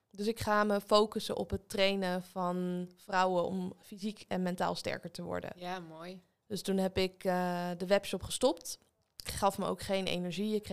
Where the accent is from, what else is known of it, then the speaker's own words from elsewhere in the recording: Leiden, South Holland, Netherlands; now in Weesp, Netherlands; In Leiden.